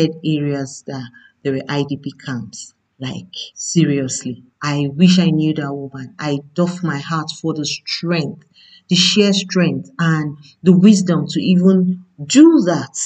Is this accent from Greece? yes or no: no; Nigeria; I'm a Nigerian